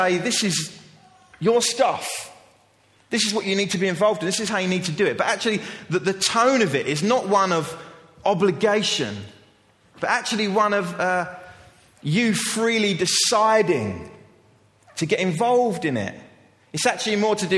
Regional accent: England, United Kingdom; As an English culture

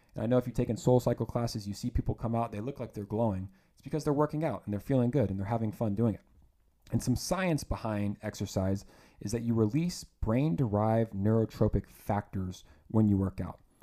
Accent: Lithia, Florida, United States; born or raised there; moved away as an adult; also born or lived in Georgia / Santa Barbara, California

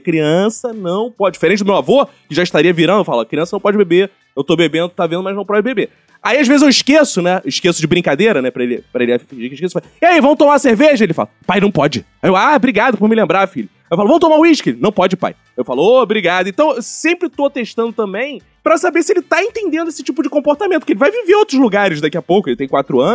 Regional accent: Rio de Janeiro, Brazil; Sou carioca

